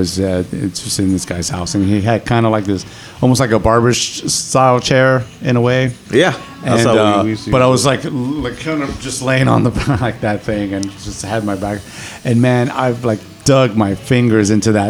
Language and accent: English; New York, United States; I'm a New Yorker